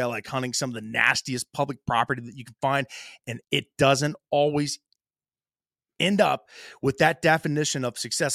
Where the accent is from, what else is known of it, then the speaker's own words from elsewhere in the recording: Ohio, United States; My home state of Ohio